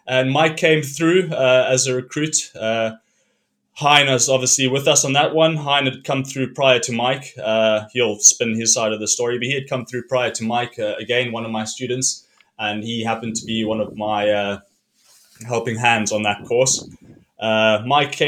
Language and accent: English; Cape Town, Western Cape, South Africa; I grew up in Cape Town